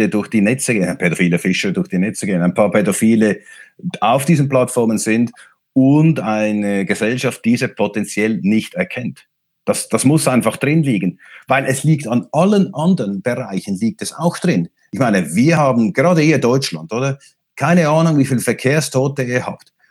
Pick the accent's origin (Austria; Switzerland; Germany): Switzerland; Ich bin Schweizer. Wir in der Schweiz sind nicht Teil der Europäischen Union